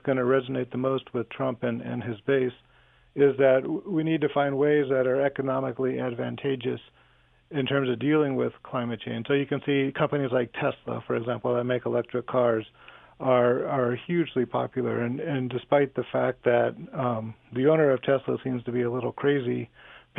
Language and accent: English; Southern California, United States; when I grew up in Southern California